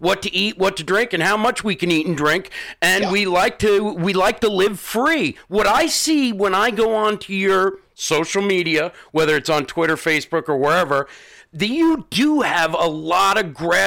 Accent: Southampton, New York, United States; You know where I grew up? It's Southampton

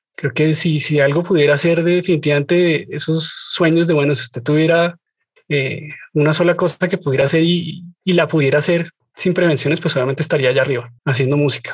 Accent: Colombia; lo veo en mi país por montones

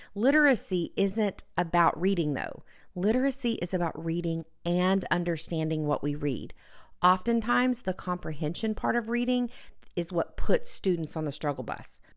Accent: Texas, United States; my home state of Texas

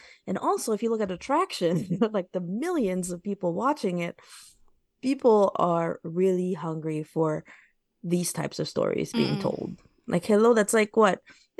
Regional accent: United States; So I'm Filipino-American. I'm mm-hmm. very familiar with these two cultures.

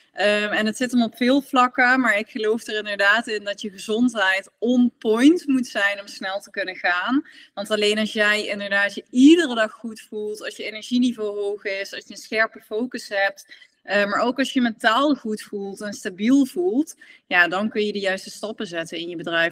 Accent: Netherlands; als Nederlander

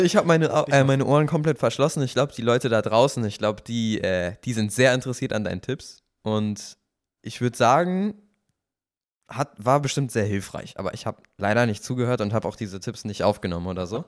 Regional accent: Kiel, Schleswig-Holstein, Germany; now in Cologne, Germany; ich bin da ja aufgewachsen in Kiel

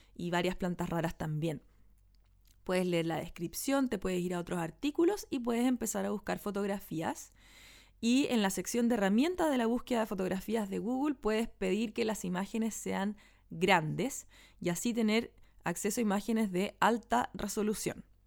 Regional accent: Santiago, Santiago Metropolitan Region, Chile; en el barrio donde yo nací y me crié que es donde vivo todavía

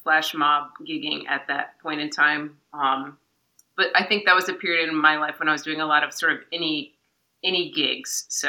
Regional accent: Raleigh, North Carolina, United States; I'm from Raleigh, North Carolina.

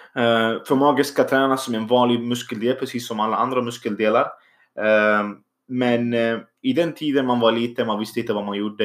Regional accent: Syria; Swedish is a second language; also born or lived in Iraq; now in Sweden; min bakgrund är egentligen att jag kommer från Syrien. Eh, så jag kom från krig. Jag är egentligen född då i Irak

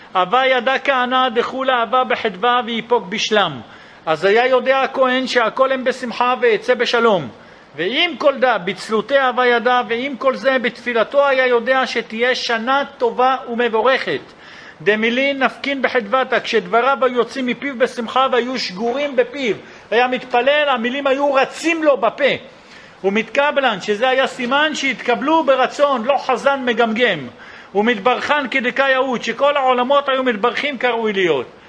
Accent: Jerusalem, Jerusalem District, Israel; אצלנו בירושלים

